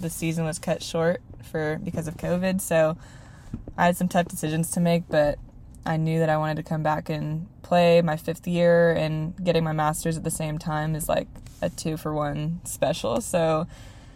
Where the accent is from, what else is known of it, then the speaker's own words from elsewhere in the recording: Redmond, Washington, United States; I'm from Redmond, Washington